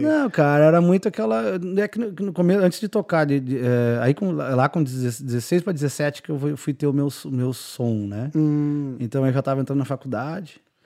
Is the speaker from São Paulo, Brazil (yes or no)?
no; Bagé, Rio Grande do Sul, Brazil; moved away as an adult; also born or lived in Santa Catarina; saí de Bagé, fui pra. Morei em Santa Catarina